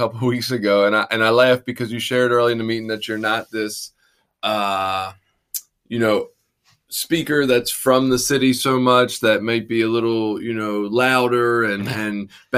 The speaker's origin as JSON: {"language": "English", "town": "Baltimore", "region": "Maryland", "country": "United States", "accent": "Baltimore", "said": "my Baltimore accent"}